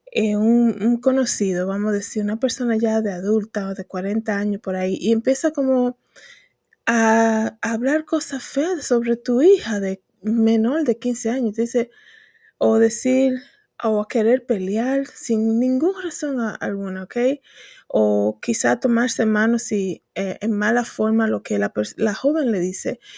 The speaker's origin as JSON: {"language": "Spanish", "country": "Dominican Republic", "moved": "yes", "said": "hablan la gente en mi país de Santo Domingo"}